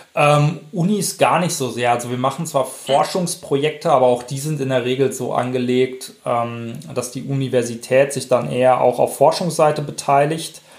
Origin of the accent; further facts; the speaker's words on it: Werl, North Rhine-Westphalia, Germany; also born or lived in Paderborn / Bamberg; komme gebürtig aus Werl, das ist so im weitesten Sinne Richtung Dortmund